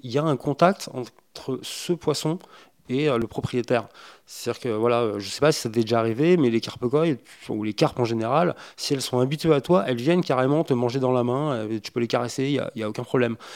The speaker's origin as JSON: {"language": "French", "country": "France", "said": "nos contrées en France"}